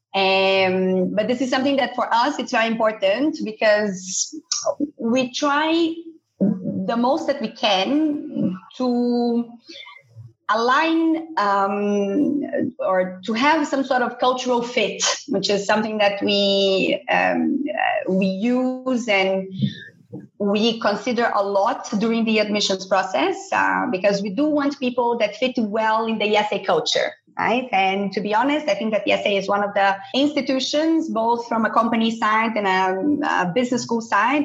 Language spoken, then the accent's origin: English; Brazil; moved away as an adult; also born or lived in São Paulo, Brazil; now in Barcelona, Spain; I'm originally from Brazil, so I was based in the São Paulo campus